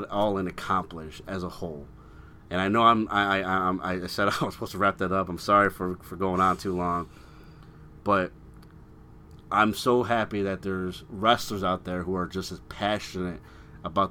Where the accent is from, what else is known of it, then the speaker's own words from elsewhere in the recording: Chicago, Illinois, United States; I'm from Chicago. I'm so proud of my city